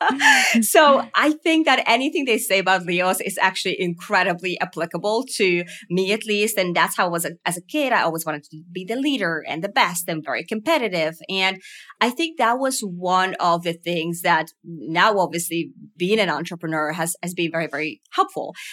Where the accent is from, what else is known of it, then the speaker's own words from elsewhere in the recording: Finland; growing up in Finland